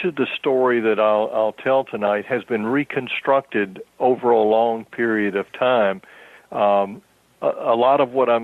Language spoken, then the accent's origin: English; Pensacola, Florida, United States; I was born in Pensacola.